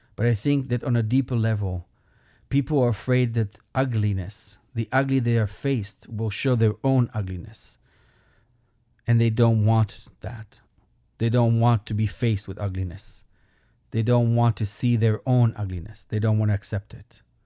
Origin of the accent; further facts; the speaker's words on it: Belgium; moved away; I am an immigrant. That's my accent. I'm from Belgium